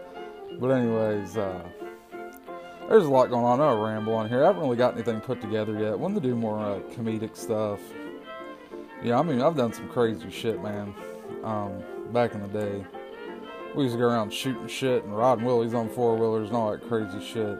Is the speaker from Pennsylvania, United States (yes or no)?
no; West Virginia, United States; growing up in West Virginia